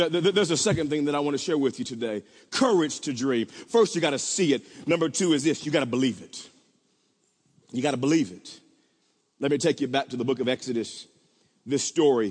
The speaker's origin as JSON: {"language": "English", "town": "Wewoka", "region": "Oklahoma", "country": "United States", "tie": "born or raised there", "said": "when I was growing up in Wewoka, Oklahoma"}